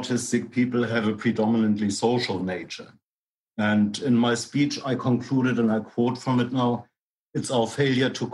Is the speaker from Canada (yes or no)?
no; Hamburg, Germany; moved away as an adult; now in Sligo, Ireland; I was born in Hamburg in 64, moved to Sligo in my 30s, Sligo in Ireland